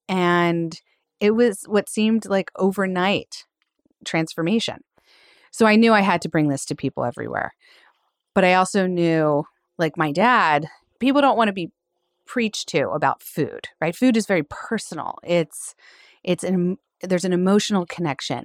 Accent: Philadelphia, Pennsylvania, United States; also born or lived in California; Philly girl, born and raised

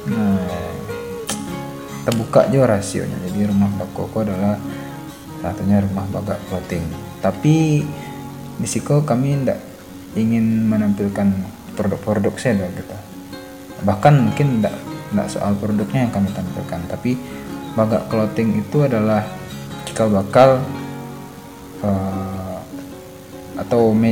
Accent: West Sumatra, Indonesia; Sebagai orang Minangkabau, Bahkan tidak hanya sebagai orang Minangkabau

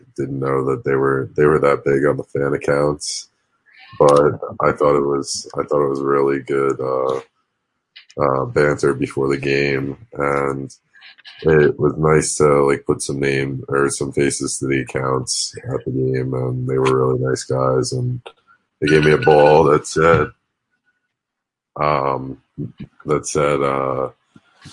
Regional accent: New Jersey, United States; I'm from New Jersey

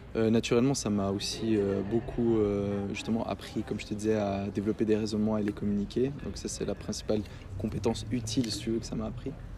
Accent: Fribourg, Switzerland; je suis né à Fribourg, j'ai grandi ici.

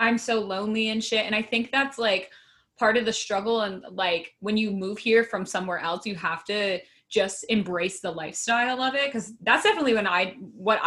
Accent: Grand Rapids, Michigan, United States; moved away as an adult; now in New York, United States; I grew up in Grand Rapids, Michigan, which is definitely a Midwestern city

